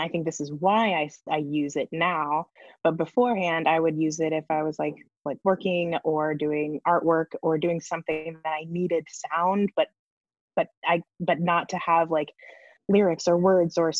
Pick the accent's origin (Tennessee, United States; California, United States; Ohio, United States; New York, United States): California, United States; Northern; I grew up in Northern California in a very like quiet, like wine country.